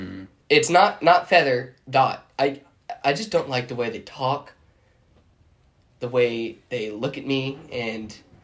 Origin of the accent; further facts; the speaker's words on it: Roseburg, Oregon, United States; I am from Oregon, prominently white, especially in Roseburg.